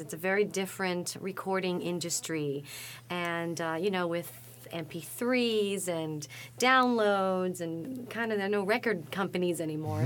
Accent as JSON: {"language": "English", "town": "New York City", "region": "New York", "country": "United States", "tie": "born or raised there", "said": "I'm from the Bronx"}